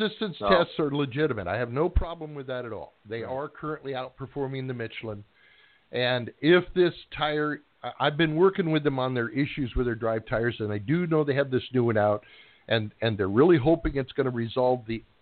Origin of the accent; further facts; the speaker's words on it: California, United States; also born or lived in Highland Park, Michigan; my folks moved to California when I was 3.